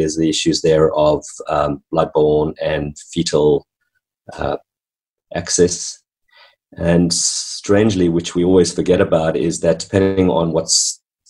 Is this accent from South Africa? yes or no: yes; South Africa; moved away as an adult; also born or lived in New Zealand; now in Hamilton, Australia; my background in growing up in country South Africa